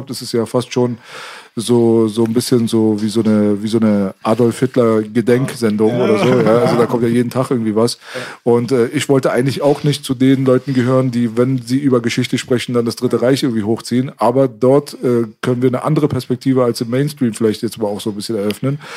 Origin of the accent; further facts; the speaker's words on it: Iran; Und jetzt sitzen hier zwei Iraner und zwei Deutsche an einem Tisch, ja, quasi. Und äh, dass wir als Iraner da eine große Verbindung zu dem Begriff Aria haben